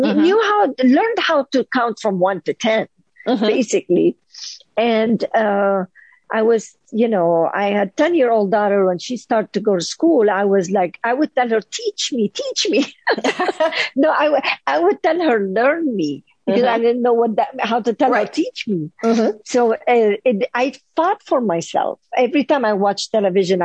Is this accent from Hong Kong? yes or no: no; Lebanon; moved away as an adult; now in United States; living in Lebanon, being divorced, being a single mother